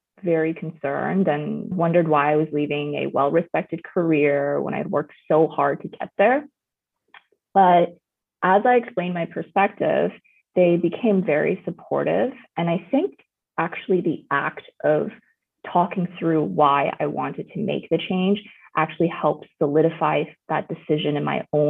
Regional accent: Vancouver, British Columbia, Canada; also born or lived in China; I'm a first generation immigrant from China, and I grew up in Vancouver

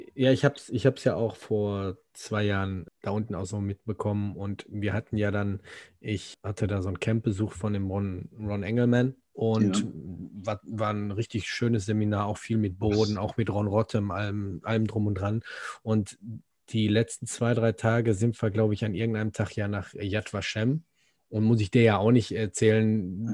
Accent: Germany; also born or lived in Gelsenkirchen

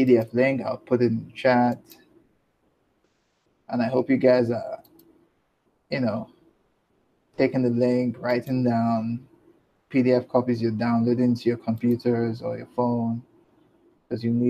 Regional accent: Nigeria; I'm Nigerian

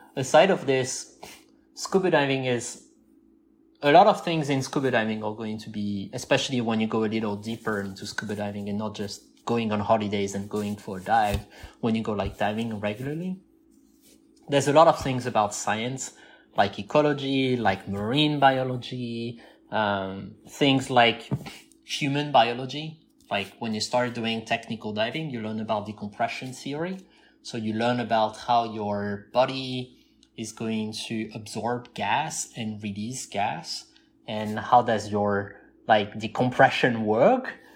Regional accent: southern France, France; moved away as an adult; also born or lived in California; I'm from the southeast

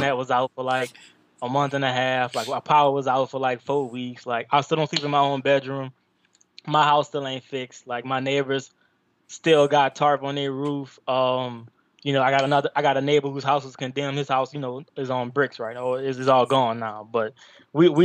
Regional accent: LaPlace, Louisiana, United States; that's what I represent. So that's my area code

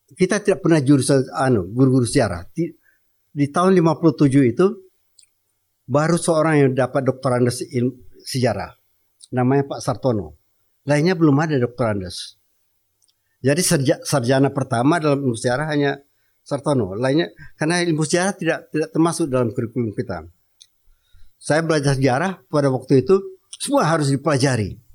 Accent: Aceh, Indonesia; Saya apalagi orang Aceh, Aceh tersinggung benar. Kampung saya baru dikuasai Belanda tahun 38, 1838

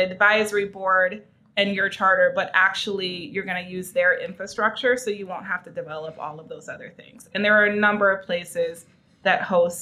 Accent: Milwaukee, Wisconsin, United States; the neighborhood that I was raised in Milwaukee

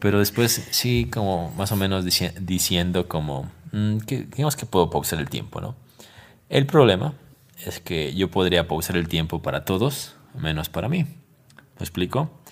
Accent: Ecuador; como ecuatoriano

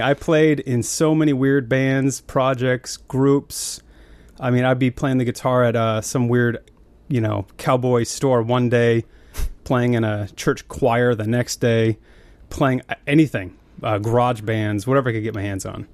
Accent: Billings, Montana, United States; I grew up in Montana in a, like an oil refinery kinda town called Billings

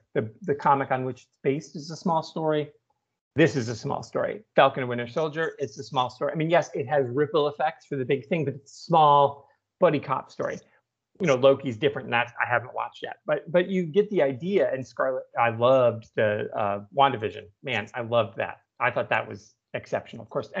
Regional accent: England, United Kingdom; because we're both English, we're both teachers

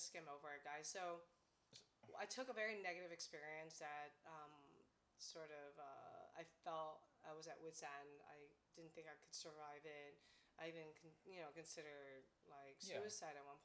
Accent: United States; I'm American-born Chinese, and my parents immigrated China, by the way, or Taiwan, kind of thing. And we, you know, so I'm first generation here.

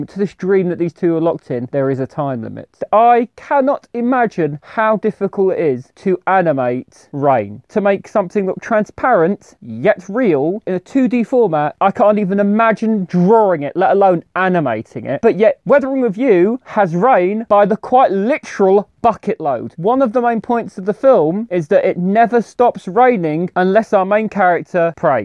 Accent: United Kingdom; I'm British

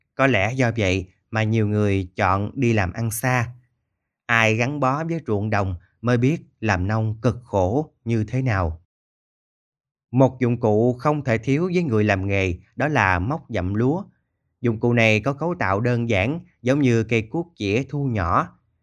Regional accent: Mekong Delta, Vietnam; ở quê tôi

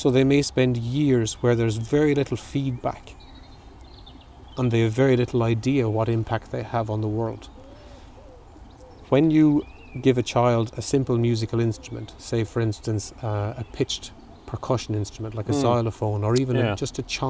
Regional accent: Clonmel, Tipperary, Ireland; I'm from Dillon Street

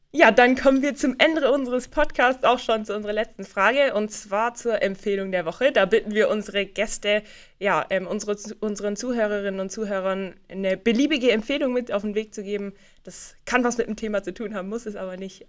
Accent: Rottenburg am Neckar, Baden-Württemberg, Germany; Du kommst ja wie ich aus Rottenburg

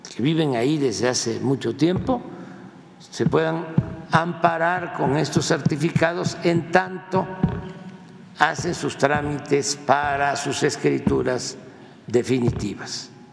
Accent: Mexico; somos los mexicanos

